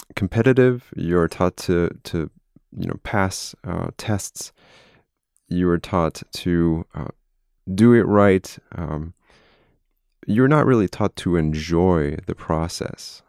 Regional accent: France; moved away as an adult; now in United States; I'm from France. I was born in France. Uh, my entire family is French

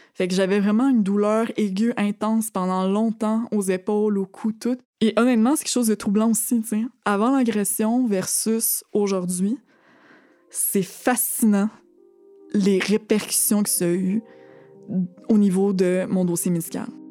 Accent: Thetford Mines, Quebec, Canada; moved away as an adult; je viens de Thetford Mines

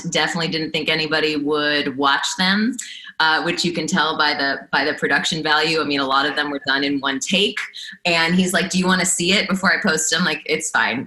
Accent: South Florida, United States; I grew up in South Florida, at least for part of the year.

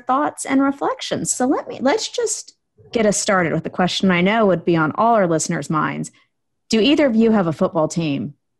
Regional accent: Texas, United States; growing up in Texas

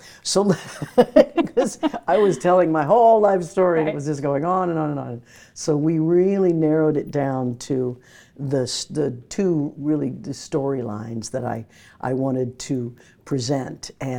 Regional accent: Midwest, United States; I grew up in the Midwest, and Broadway was just, we'd sing the Broadway songs in school.

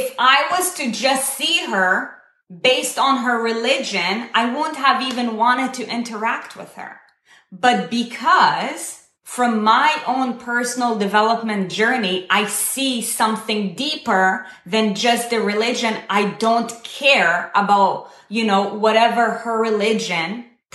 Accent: Israel; I was born and raised in Israel. I come from the Middle East

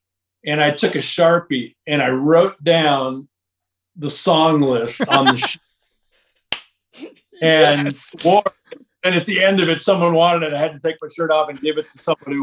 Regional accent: Los Angeles, California, United States; moved away as an adult; now in Charlotte, United States; growing up in California

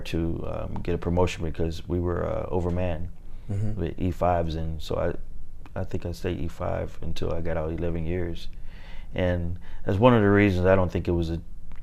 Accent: Mobile, Alabama, United States; moved away as an adult; I was born in Mobile, Alabama.

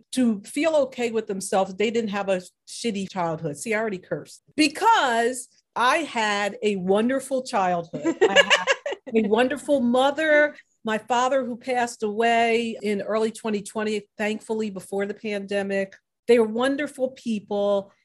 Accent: Willingboro, New Jersey, United States; I grew up in Willingboro, New Jersey

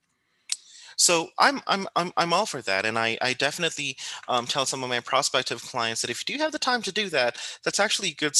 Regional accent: Philippines; coming from the Philippines, which is, you know, I come from the Philippines

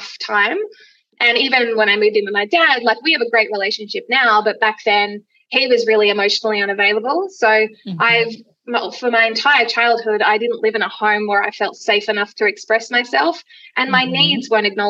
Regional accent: Gold Coast, Queensland, Australia; I grew up on the Gold Coast

